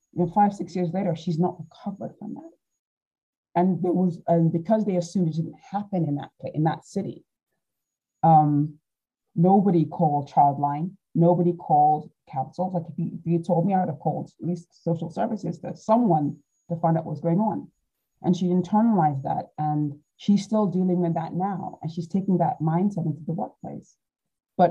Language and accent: English; Nigeria; now in United Kingdom; being Nigerian, we have lots of family